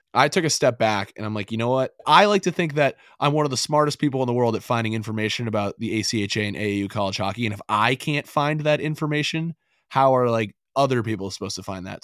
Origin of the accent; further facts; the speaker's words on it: Northeast, United States; I grew up in the Northeast